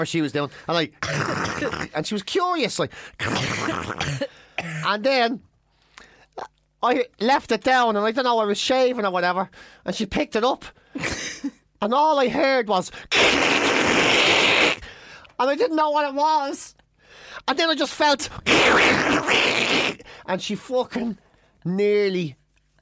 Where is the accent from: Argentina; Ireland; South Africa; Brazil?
Ireland; I'm Irish